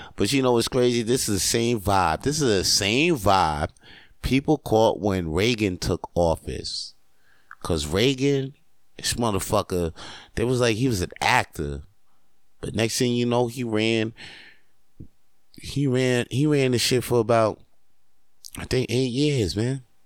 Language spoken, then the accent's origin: English; Canada; I am Canadian